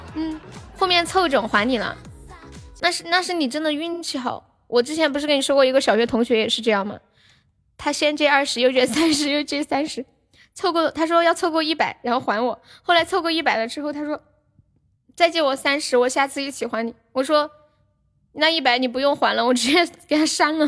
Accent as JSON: {"language": "Chinese", "region": "Sichuan", "country": "China", "accent": "Sichuanese", "said": "我们四川话"}